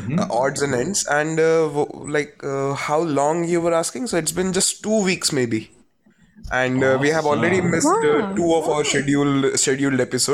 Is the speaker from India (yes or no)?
yes; India